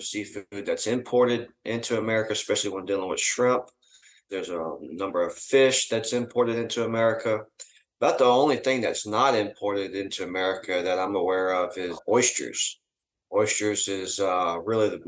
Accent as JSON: {"language": "English", "region": "Mississippi", "country": "United States", "said": "I'm from Mississippi."}